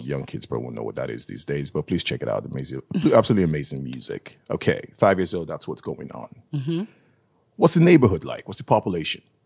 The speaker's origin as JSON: {"language": "English", "country": "Nigeria", "moved": "yes", "said": "I'm from Nigeria"}